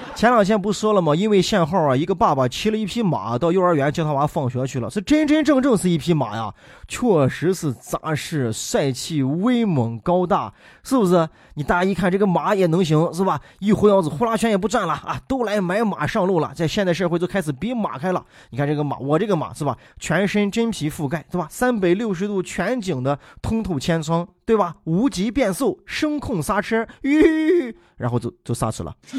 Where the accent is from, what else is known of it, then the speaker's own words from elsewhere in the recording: Shaanxi, China; 咱们陕西人说起来